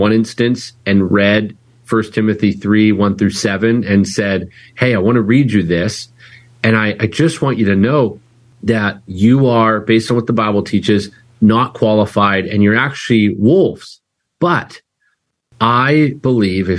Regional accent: Vancouver, British Columbia, Canada; now in Chandler, United States; My dad as well, he planted a church in Vancouver, British Columbia that I grew up in Canada

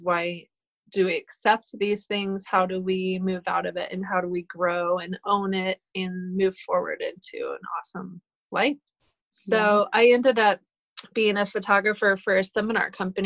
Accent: Colorado, United States; also born or lived in Boulder, Colorado; I'm a native of Colorado. I was born in Boulder

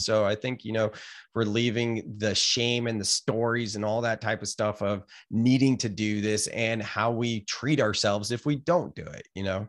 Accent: Gilroy, California, United States; moved away as an adult; now in Santa Cruz, United States; I grew up in Gilroy

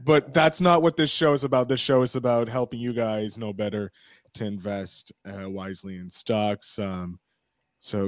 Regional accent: Canada; I'm Canadian

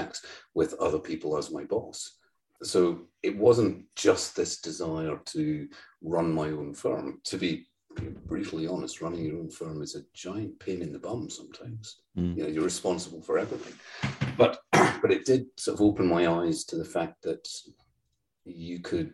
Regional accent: Cumbernauld, Scotland, United Kingdom; I grew up in Cumbernauld, literally the second shittiest town in the whole of the UK

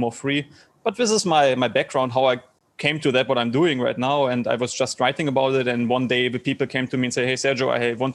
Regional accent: Germany; English is a second language; moved away as an adult; I'm from Germany originally

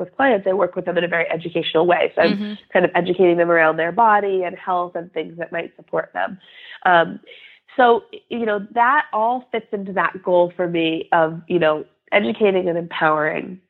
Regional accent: Western Massachusetts, United States; also born or lived in Bay Area, California; I grew up here in Western Massachusetts, where I still live

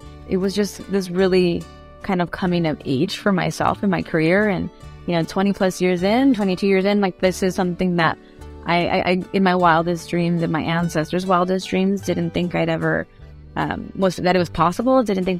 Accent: San Diego, California, United States; also born or lived in Tijuana / Guadalajara; I am a first-generation Mexican-American, self-proclaimed border kid. I was born in San Diego and raised between Tijuana, San Diego, and Guadalajara.

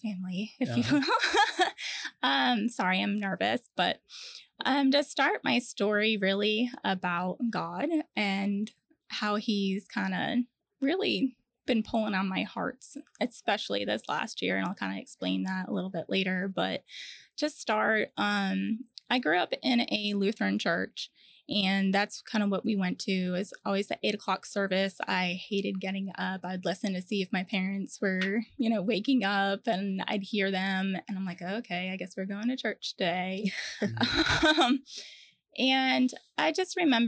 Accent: Connecticut, United States; moved away as an adult; also born or lived in Virginia / Charleston; now in Orlando, United States; I grew up in Connecticut and I was there until I was about 20 years old

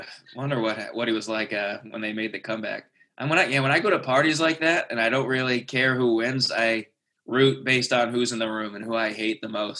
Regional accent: New England, United States; I grew up in New England.

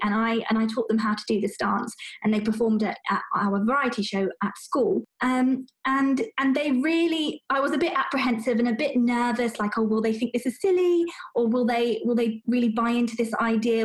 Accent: United Kingdom; I'm British born and bred

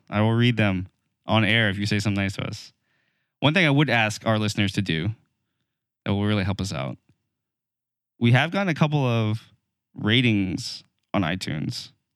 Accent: United States; as an American

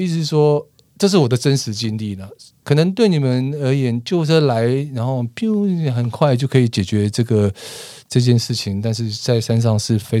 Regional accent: Taiwan; 我们台湾人其实很喜欢看电影

